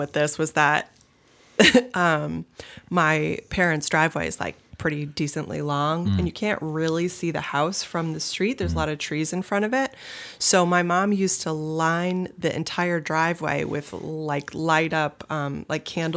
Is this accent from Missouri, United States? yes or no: no; Brentwood, New Hampshire, United States; Growing up in Brentwood, New Hampshire, it's like there are no sidewalks